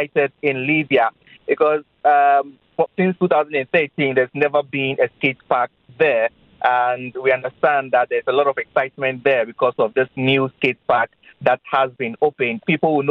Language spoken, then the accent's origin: English; Ghana; I'm Ghanaian.